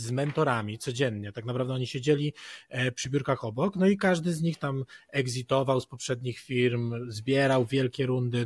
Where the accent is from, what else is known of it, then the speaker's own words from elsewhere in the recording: Poland; jestem z Polski